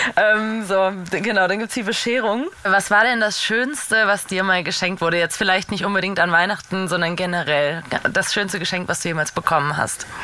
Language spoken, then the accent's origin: German; Baden-Württemberg, Germany